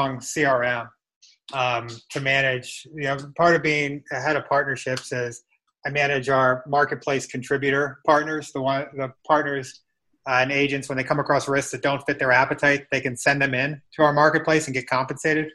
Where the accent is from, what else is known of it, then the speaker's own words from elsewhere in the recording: Annapolis, Maryland, United States; moved away as an adult; now in Columbus, United States; I'm from Annapolis, Maryland, and I moved to Columbus just over a year ago.